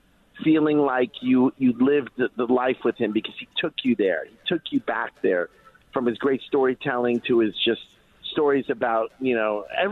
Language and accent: English; Miami, Florida, United States; the Sofer family, who I grew up with in Miami